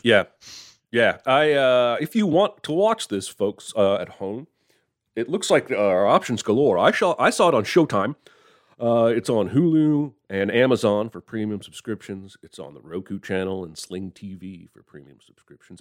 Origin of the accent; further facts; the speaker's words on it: United States; I'm an American